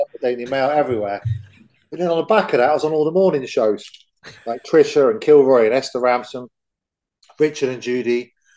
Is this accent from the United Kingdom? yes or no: yes; England, United Kingdom; I'm from England